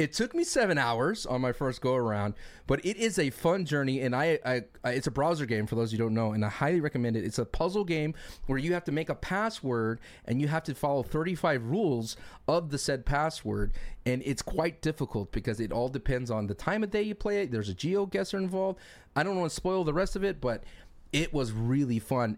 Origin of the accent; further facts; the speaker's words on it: Austin, Texas, United States; now in California, United States; I'm moving from California over to Texas, back to my hometown of Austin